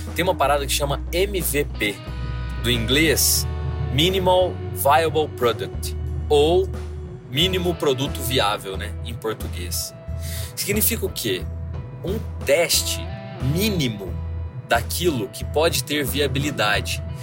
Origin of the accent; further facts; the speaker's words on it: Varginha, Minas Gerais, Brazil; eu sou de Varginha, né? Sou de Minas